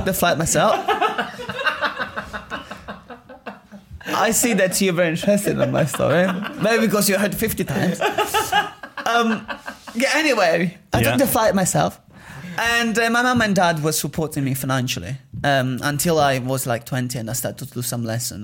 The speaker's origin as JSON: {"language": "English", "region": "Sicily", "country": "Italy", "tie": "born or raised there", "second_language": "English", "moved": "as an adult", "lives_now": "United Kingdom", "said": "we grew up in Sicily"}